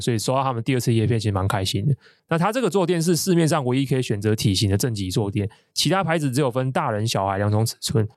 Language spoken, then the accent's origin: Chinese; Taiwan; 生活一个台湾人